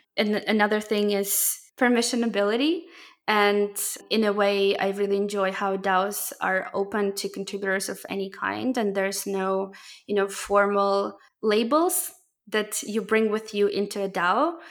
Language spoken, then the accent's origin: English; Ukraine; moved away; I'm originally from Ukraine